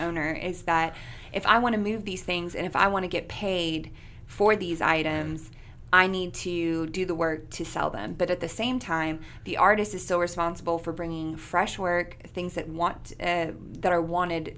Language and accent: English; McKinney, Texas, United States; also born or lived in Louisiana; now in Shreveport, United States; I'm from McKinney, Texas. It's north of Dallas